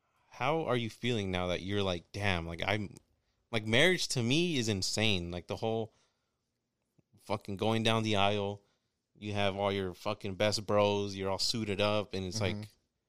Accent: Kansas, United States; growing up in Kansas, it was always about the farmers.

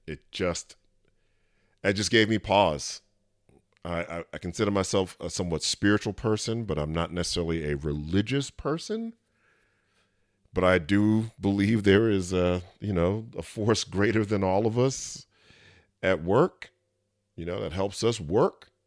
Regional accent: New York City, New York, United States; moved away; I'm from New York City, and though I haven't lived there in a long time

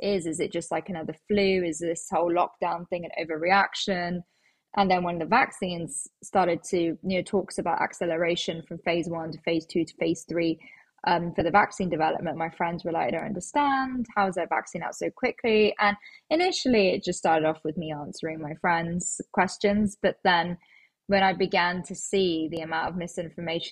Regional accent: London, United Kingdom; I am actually a born and bred Londoner.

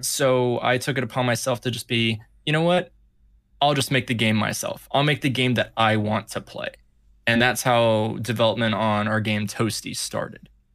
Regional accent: California, United States; moved away; I was, uh, born and raised in California

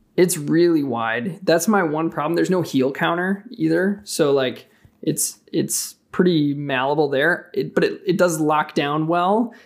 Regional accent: Wisconsin, United States; I'm from Wisconsin

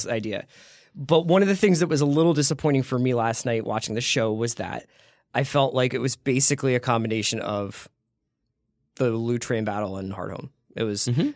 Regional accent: Philadelphia, Pennsylvania, United States; I'm from a little little ha- little tucked in neighborhood called Fairmount

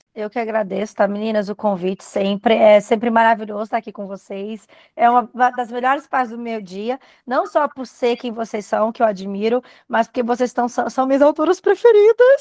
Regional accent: Goiânia, Goiás, Brazil; eu sou de Goiânia

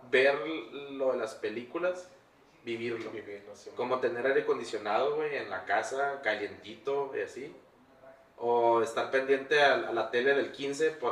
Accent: Sinaloa, Mexico; Eh, yo cuando crecí en Sinaloa, es un rancho donde la cura era ir al río, bañarte en el río, andar pescando, agarrando culebras, andar descalzo en la calle.

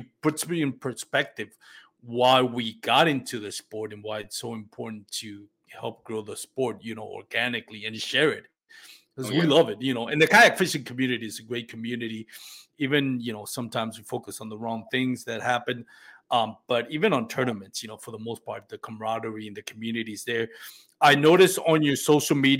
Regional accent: Puerto Rico; moved away as an adult; now in Texas, United States; I grew up in Puerto Rico

